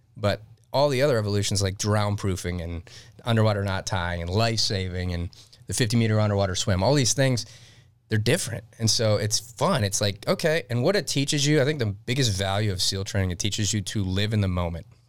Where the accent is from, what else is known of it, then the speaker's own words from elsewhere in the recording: Detroit, Michigan, United States; moved away; I grew up in Detroit, Michigan.